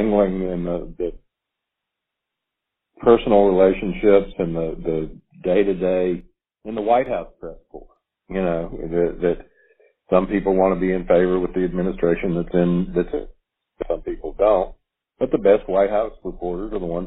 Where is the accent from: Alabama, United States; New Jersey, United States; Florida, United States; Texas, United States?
Alabama, United States; also born or lived in Tuscaloosa, Alabama / Huntsville, Alabama; I was born in Druid City Hospital in Tuscaloosa, Alabama. I went to the University of Alabama. I did move away. I graduated from high school in Huntsville, but came back to the university.